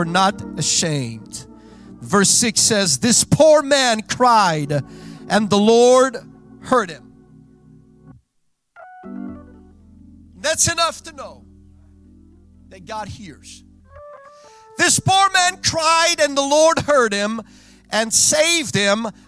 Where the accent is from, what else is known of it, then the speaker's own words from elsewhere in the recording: Belgium; first language Dutch; English is a second language; I was born and raised in Belgium. Mijn moedertaal is Nederlands.